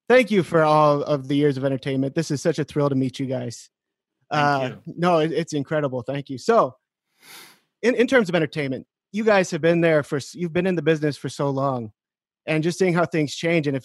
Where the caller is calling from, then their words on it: Cloquet, Minnesota, United States; I'm calling from a small town called Cloquet in Minnesota.